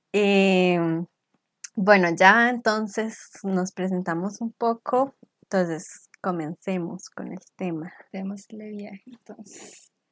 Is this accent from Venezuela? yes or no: no; Costa Rica; las dos somos de Costa Rica